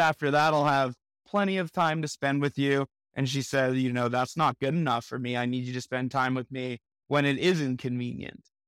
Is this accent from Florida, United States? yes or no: yes; Miami, Florida, United States; now in Denver, United States; I'm from Miami, Florida originally, residing in Denver